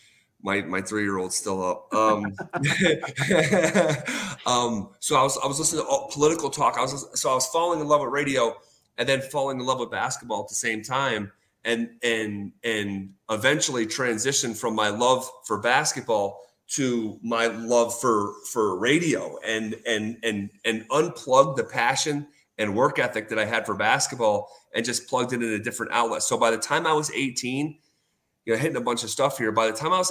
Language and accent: English; Scotia, New York, United States; I'm from Scotia. So I'm growing up in Scotia, New York